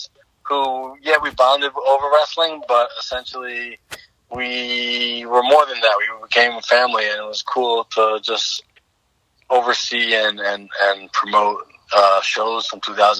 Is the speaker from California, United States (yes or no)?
no; New York City, New York, United States; we were mostly in our mid-20s, growing up in Staten Island.